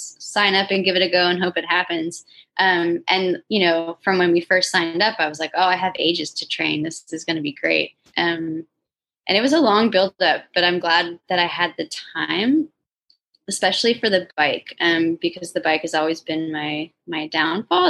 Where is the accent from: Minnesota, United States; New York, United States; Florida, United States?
Florida, United States; also born or lived in Tampa / St. Petersburg; I'm from Florida